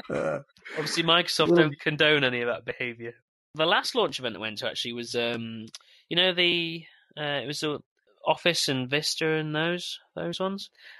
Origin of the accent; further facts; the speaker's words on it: England, United Kingdom; now in Northern Ireland, United Kingdom; As you can tell from my accent, I'm from the sunny England, and it's actually quite sunny over here at the minute. I actually live in Northern Ireland